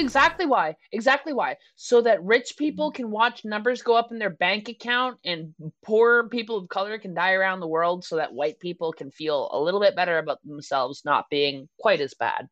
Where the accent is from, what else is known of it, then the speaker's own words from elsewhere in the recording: Canada; I'm a Canadian